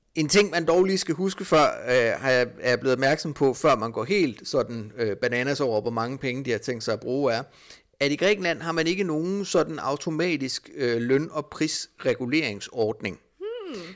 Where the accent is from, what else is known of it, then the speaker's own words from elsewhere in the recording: Denmark; som dansker